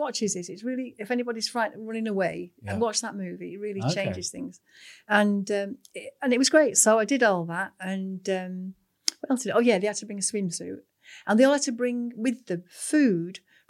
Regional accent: Manchester, North West England, United Kingdom; born there; Well, I was born in Manchester.

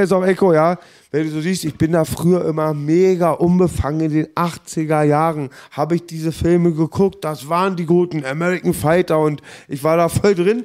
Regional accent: Berlin, Germany; ich bin Berliner

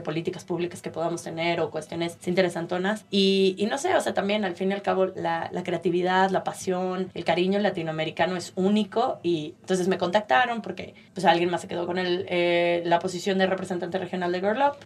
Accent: San Luis Potosí, Mexico; moved away as an adult; also born or lived in Puebla; now in United States; yo soy de San Luis Potosí, pero estudié en la Universidad de las Américas Puebla

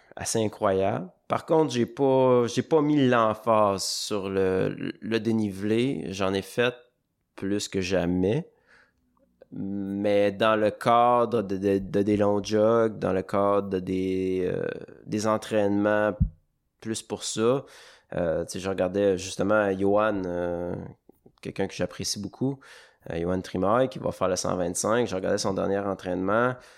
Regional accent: Baie-Saint-Paul, Quebec, Canada; je suis originaire de Charlevoix. J'ai grandi à Baie-Saint-Paul

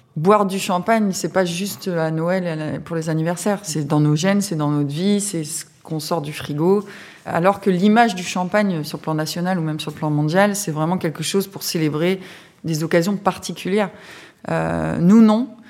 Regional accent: Aube, Grand Est, France; Je suis originaire de l'Aube

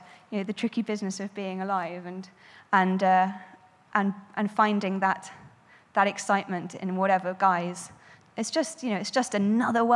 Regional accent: Frome, South West England, United Kingdom; my hometown of Frome

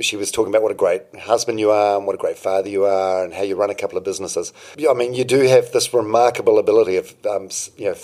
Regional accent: Palmerston North, Manawatū-Whanganui, New Zealand; now in Auckland, New Zealand; I'm from Palmerston North

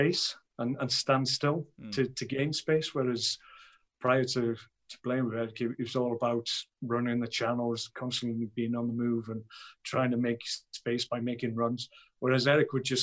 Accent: Wrexham, Wales, United Kingdom; I'm from Wrexham, and I was a big Wrexham Town fan when I was 12, 13, going to games.

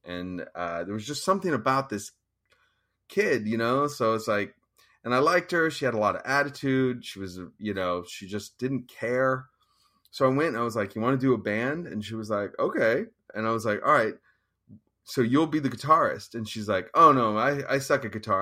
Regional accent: Petaluma, California, United States; also born or lived in East Bay, California; I was born around Petaluma, but we moved to the East Bay for a number of years. And then around when I was about in sixth grade, my parents took me back up there

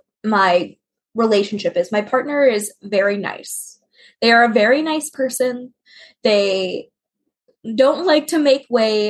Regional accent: Florida, United States; I'm from Florida.

